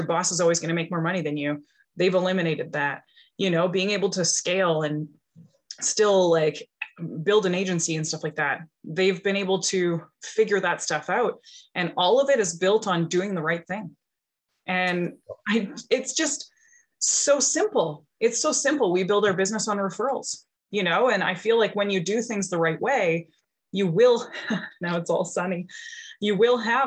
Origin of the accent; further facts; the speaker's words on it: Powell River, British Columbia, Canada; I'm from Pell River, BC. So I'm only a couple hours from Vancouver